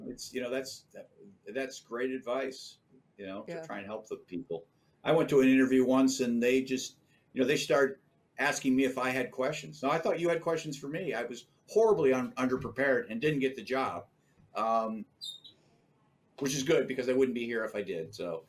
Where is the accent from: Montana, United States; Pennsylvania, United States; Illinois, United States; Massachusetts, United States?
Illinois, United States; Chicago; born there; You know, I was born in Chicago